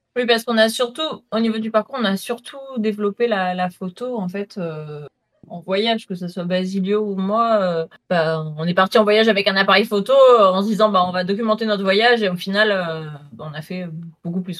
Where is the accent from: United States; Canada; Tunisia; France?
France; south of France; Je viens du sud de la France.